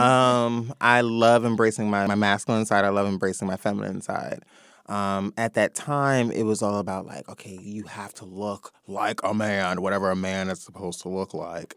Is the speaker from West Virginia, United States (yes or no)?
no; New York City, New York, United States; also born or lived in Atlanta; born and raised in the Bronx